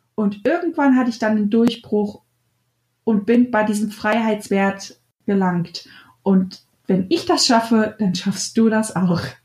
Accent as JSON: {"language": "German", "country": "Germany", "said": "bei uns in Deutschland"}